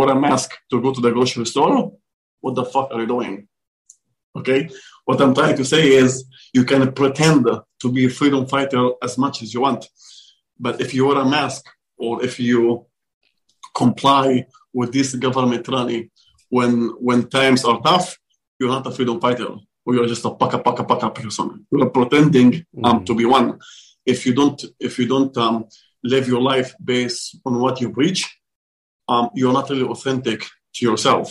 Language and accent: English; Israel; moved away; I'm from Israel